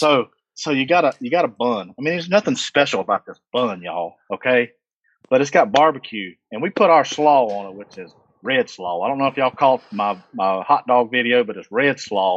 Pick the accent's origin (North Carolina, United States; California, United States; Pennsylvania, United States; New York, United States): North Carolina, United States; Thomasville; Thomasville, North Carolina, uh, which is right adjacent to Lexington, North Carolina